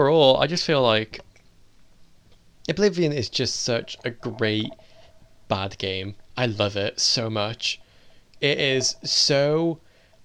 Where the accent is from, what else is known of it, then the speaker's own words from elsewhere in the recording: Wales, United Kingdom; I am Welsh.